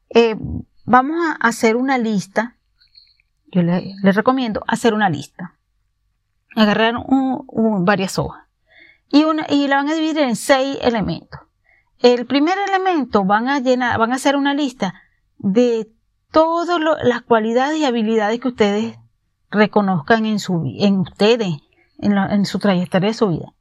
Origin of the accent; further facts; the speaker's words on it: Venezuela; moved away; en mi país, Venezuela, fui abogada